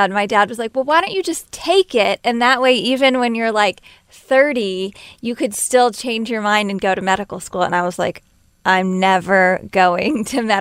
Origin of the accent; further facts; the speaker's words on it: Corpus Christi, Texas, United States; now in Los Angeles, United States; Yes, I was born and raised in Corpus Christi, Texas, um, but I've been in LA for a while